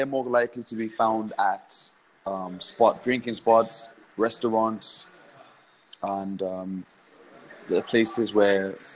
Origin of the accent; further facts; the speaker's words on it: Accra, Greater Accra, Ghana; also born or lived in United Kingdom; I was born in the UK, but I've grown up here.